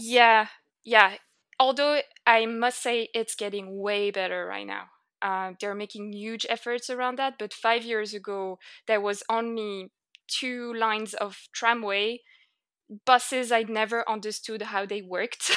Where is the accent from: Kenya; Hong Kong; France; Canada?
France; north of France; accent: French; English is a second language; moved away as an adult; now in Ireland; I grew up in France, and, uh, in the north of France